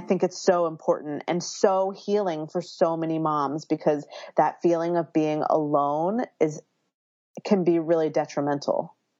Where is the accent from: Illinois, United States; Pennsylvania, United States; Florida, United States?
Pennsylvania, United States; Philadelphia; now in Berkeley, United States; I live in Berkeley, California, um, but I was born and raised in Philadelphia, so I have that East Coastness that I bring with me here